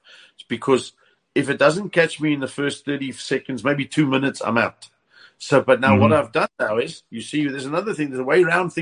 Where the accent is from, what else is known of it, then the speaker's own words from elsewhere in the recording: East Rand, Gauteng, South Africa; now in Western Cape, South Africa; I left the East Rand because of the crime problem